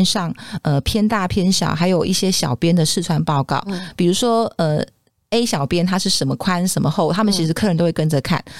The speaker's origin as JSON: {"language": "Chinese", "country": "Taiwan", "said": "我们台湾人"}